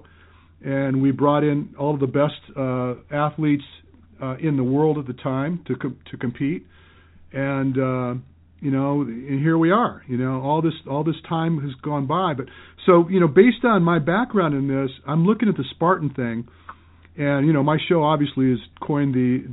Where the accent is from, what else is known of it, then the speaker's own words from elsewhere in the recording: Michigan, United States; now in Hawaii, United States; I was born and raised in Michigan